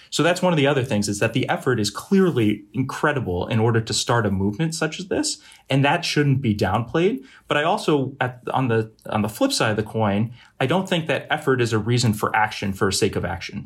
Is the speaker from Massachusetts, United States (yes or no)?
yes; Boston, Massachusetts, United States; also born or lived in Brunswick, Maine; I'm originally from the Boston area, uh, and have lived primarily in New England, uh, my entire life